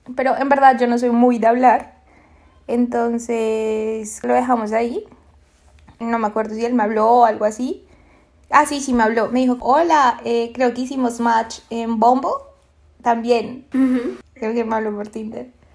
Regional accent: Bogotá, Colombia; moved away as an adult; now in Lima, Peru; yo vivo en Lima, Perú en este momento, pero soy de Colombia, soy bogotana, rolísima de corazón

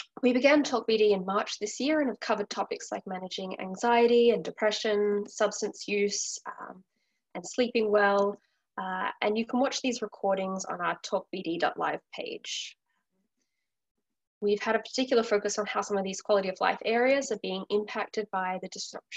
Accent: Australia; moved away as an adult; now in Vancouver, Canada; I'm originally from Australia.

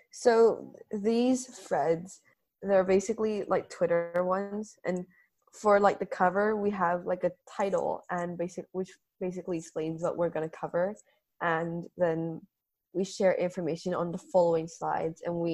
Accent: Hong Kong; Yeah. We're from Hong Kong.

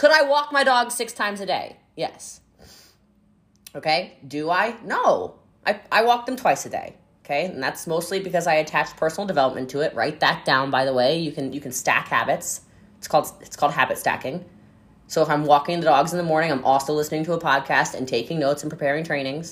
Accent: United States; I love being American. I think it is a blessing that I was born here

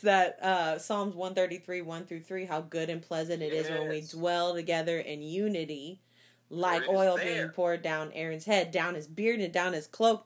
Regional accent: Texas, United States; we're from Texas

